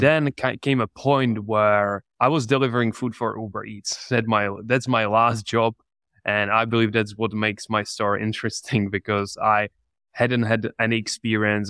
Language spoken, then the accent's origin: English; Czechia; English is a second language; moved away as an adult; also born or lived in England; I'm from the Czech Republic.